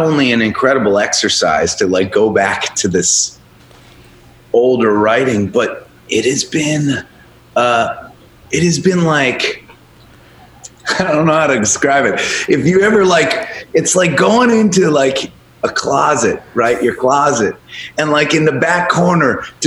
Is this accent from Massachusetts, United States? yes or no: yes; Boston, Massachusetts, United States; also born or lived in Chicago; I'm from Boston